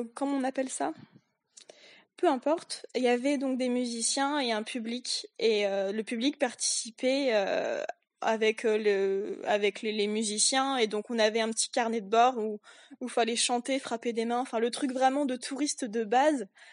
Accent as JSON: {"language": "French", "country": "France", "said": "je suis française, je viens de la campagne"}